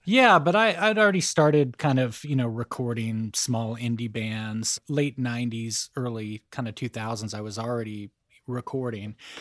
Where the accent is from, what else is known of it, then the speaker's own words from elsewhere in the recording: Boulder, Colorado, United States; moved away as an adult; also born or lived in Sacramento, California / Los Angeles, California / Bay Area, California; now in Nashville, United States; Outside of Boulder, Colorado, kind of in a rural area in between Boulder and a town called Longmont